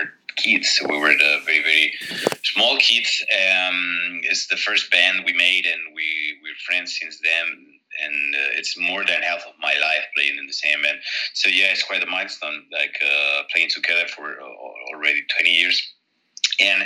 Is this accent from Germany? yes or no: no; Spain; born or raised there